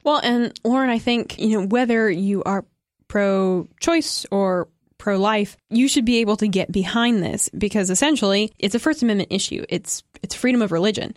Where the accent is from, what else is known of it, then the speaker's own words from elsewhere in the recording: United States; as an American